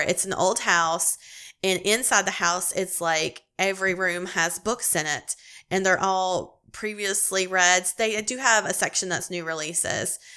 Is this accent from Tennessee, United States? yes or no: yes; East Tennessee, United States; moved away as an adult; also born or lived in Louisiana; I'm a Southern girl. I was born and raised in East Tennessee